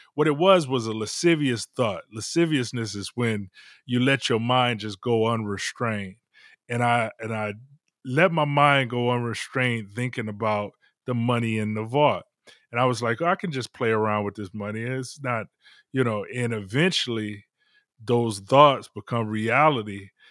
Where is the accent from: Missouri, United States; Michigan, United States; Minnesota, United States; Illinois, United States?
Michigan, United States; Detroit; I'm from Detroit originally